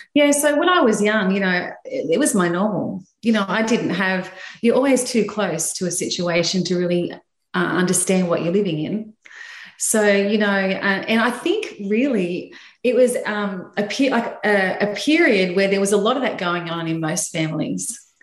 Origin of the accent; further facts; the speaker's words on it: Sydney, New South Wales, Australia; I'm from Sydney, Australia, and uh, I live in the, um, yeah, St. George area of Sydney.